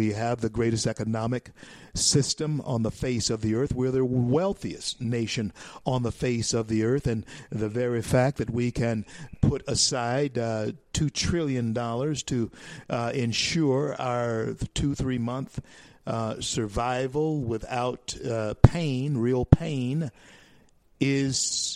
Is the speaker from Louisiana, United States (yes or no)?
yes; Louisiana, United States; Louisiana, my home state